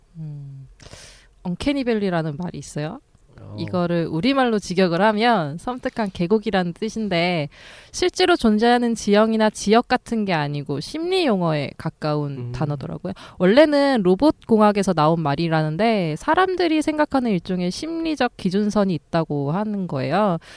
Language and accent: Korean; Jecheon, North Chungcheong, South Korea; moved away; 제가 원래 집이 충북 제천이거든요.